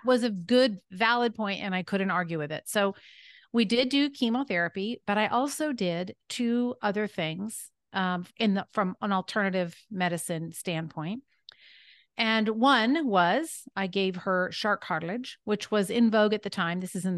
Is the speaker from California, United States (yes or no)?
yes; California, United States; born there; I was born in Northern California.